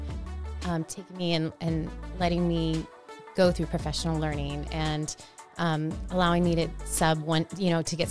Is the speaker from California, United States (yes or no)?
yes; Chula Vista, California, United States; I grew up here in Chula Vista. I went to Chula Vista schools, went to Bonita schools